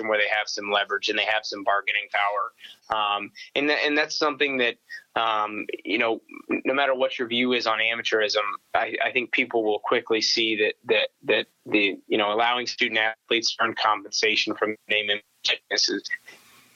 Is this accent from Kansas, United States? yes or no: yes; Abilene, Kansas, United States; born or raised there; moved away; also born or lived in Manhattan, Kansas